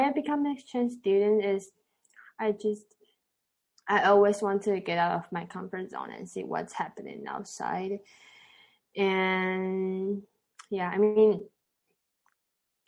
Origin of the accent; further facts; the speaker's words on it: Taiwan; English is a second language; I'm 18 this year, and I'm from Taiwan.